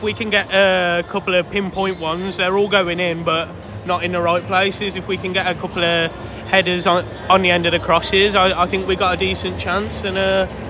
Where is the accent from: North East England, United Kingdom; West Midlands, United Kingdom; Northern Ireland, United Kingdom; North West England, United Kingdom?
West Midlands, United Kingdom; Worcestershire; I'm from Worcestershire